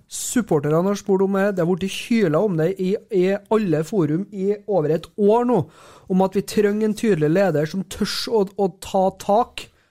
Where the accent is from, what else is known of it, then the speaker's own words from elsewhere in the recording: Overhalla, Trøndelag, Norway; Jeg er fra Overhalla